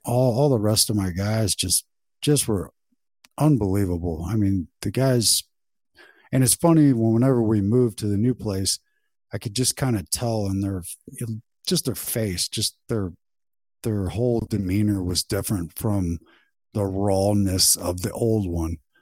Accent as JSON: {"language": "English", "area": "St. Louis area", "region": "Missouri", "country": "United States", "tie": "born or raised there", "said": "right here in my hometown"}